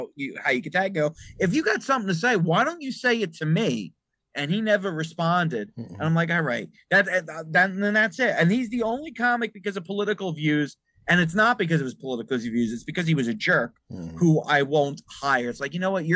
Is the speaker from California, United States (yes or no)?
no; Bergen County, New Jersey, United States; I was raised in Bergen County, New Jersey